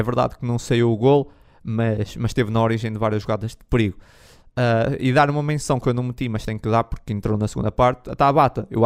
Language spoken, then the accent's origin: Portuguese; Braga, Norte, Portugal; eu sou aqui de Braga